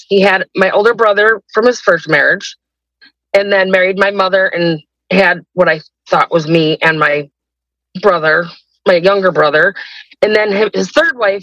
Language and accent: English; Rochester, New York, United States; I am 49, and I am from Rochester, New York.